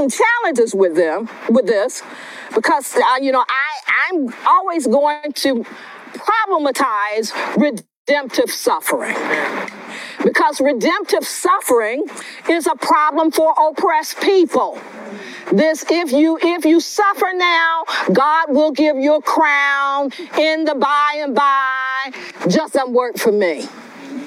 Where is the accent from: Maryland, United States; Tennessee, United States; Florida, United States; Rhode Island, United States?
Florida, United States; West Palm Beach; I'm a native of West Palm Beach, Florida